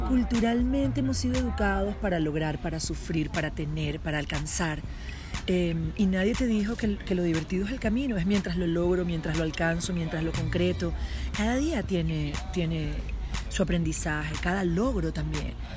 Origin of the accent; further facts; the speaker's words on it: Venezuela; moved away; las venezolanas somos machas